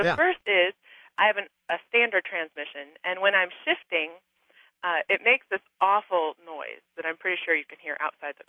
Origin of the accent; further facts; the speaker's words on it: California, United States; moved away; also born or lived in New Jersey; I grew up in California, and I most recently moved from New Jersey.